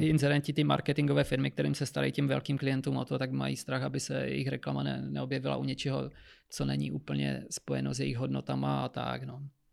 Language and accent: Czech; Moravia, Czechia; moved away; já pocházím z Moravy